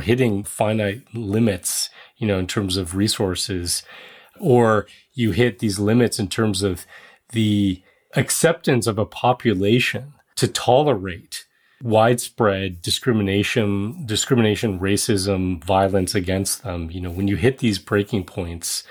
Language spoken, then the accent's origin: English; Netherlands; moved away; I was born in the Netherlands, the Dutch are my people